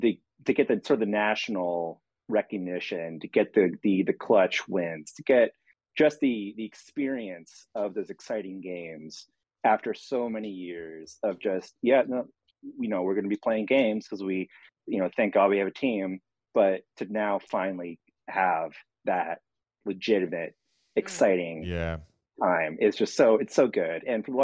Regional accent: Sacramento, California, United States; moved away; I'm from there. So I feel like, you know, ethically, morally obligated to root for my hometown team.

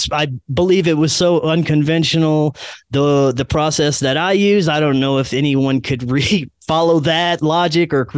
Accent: Louisiana, United States; moved away; my home state of Louisiana

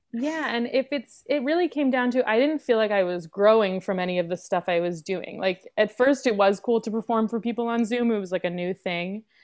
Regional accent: New York City, New York, United States; I'm from New York City. I grew up in Lower Manhattan

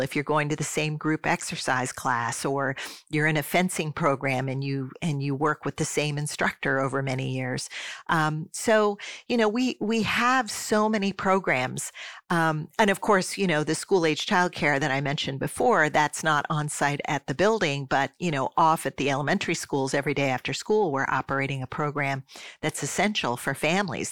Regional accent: Swarthmore, Pennsylvania, United States; moved away as an adult; also born or lived in Michigan / Saint Paul, Minnesota; my hometown of Swarthmore, Pennsylvania, as the place where we were going to live as a family. So, I spent the vast majority of my youth kindergarten through twelfth grade, um, there

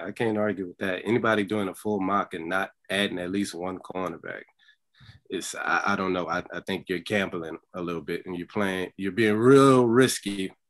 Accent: New Orleans, Louisiana, United States; I'm from New Orleans

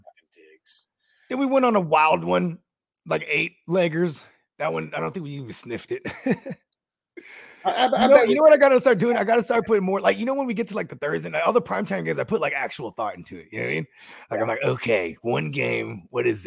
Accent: Paterson, New Jersey, United States; From Patterson, New Jersey

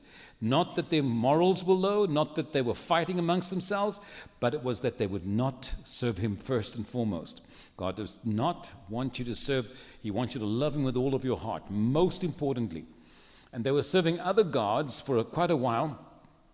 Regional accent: Cape Town, Western Cape, South Africa; moved away as an adult; now in San Antonio, United States; I was born and raised in Cape Town, South Africa

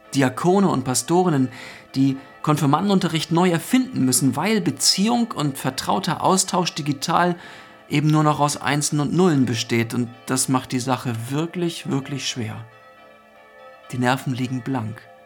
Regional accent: Northern Germany, Germany; Bei uns in Norddeutschland begrüßt man sich ja mit Moin.

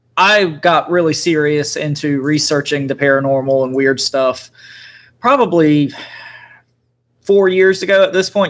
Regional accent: Eastern North Carolina, United States; I grew up in Eastern North Carolina, and I grew up, you know, right across the cri- uh, river, creek, whatever you want to call it, from a large military base. Camp Lejeune is the name of the base.

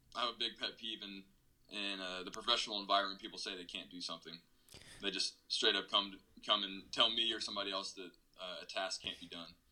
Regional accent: Roanoke, Virginia, United States; moved away as an adult; also born or lived in Davidson, North Carolina / Germany; I'm was born and raised in Roanoke, Virginia

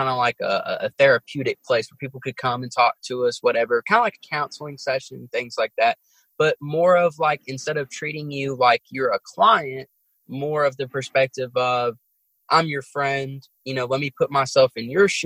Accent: New York City, New York, United States; growing up in Brooklyn was I kind of got exposed to different cultures

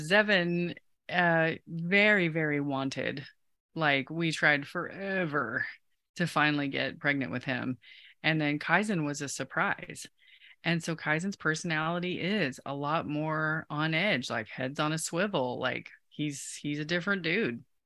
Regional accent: Osage City, Kansas, United States; when I was growing up in Kansas, um, in Osage, a little south of Topeka

